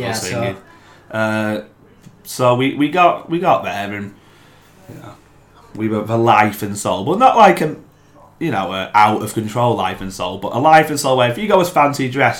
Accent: England, United Kingdom; I'm English

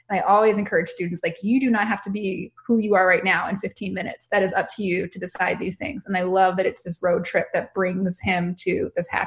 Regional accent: Tucson, Arizona, United States; Tucson's my hometown.

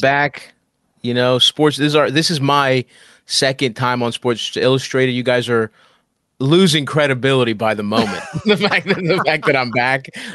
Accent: Baltimore, Maryland, United States; moved away as an adult; now in New York, United States; I grew up in Baltimore

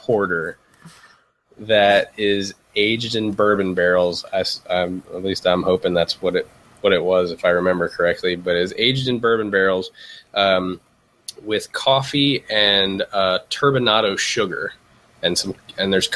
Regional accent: Baltimore, Maryland, United States; my hometown of Baltimore, Maryland

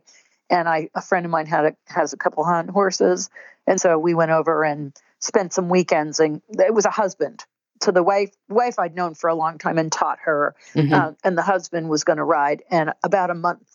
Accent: United States; as an American

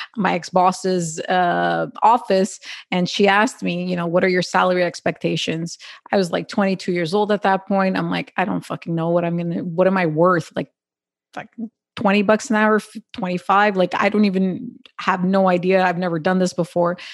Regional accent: Quebec, Canada; I'm born and raised in Canada

